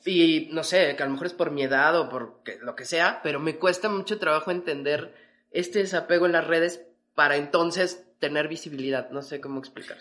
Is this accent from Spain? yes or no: no; Mexico City, Mexico; como chilangos